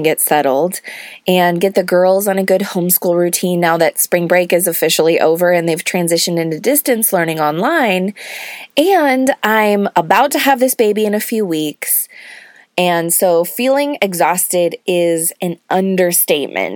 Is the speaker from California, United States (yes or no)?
yes; California, United States; moved away as an adult; now in Georgia, United States; both of us being born and raised in California and never having lived outside the state